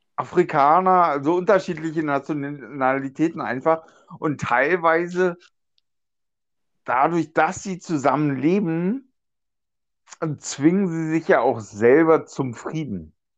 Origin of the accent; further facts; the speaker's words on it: Germany; ich komme ja aus, aus Deutschland, Europa